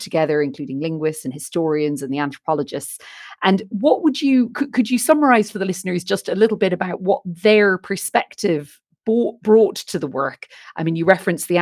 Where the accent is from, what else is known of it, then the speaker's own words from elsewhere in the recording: Ireland; being Irish